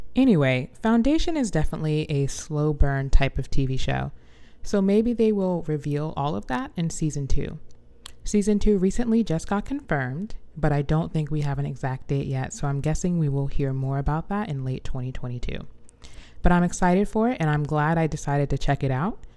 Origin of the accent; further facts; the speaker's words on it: the South, United States; as a Southerner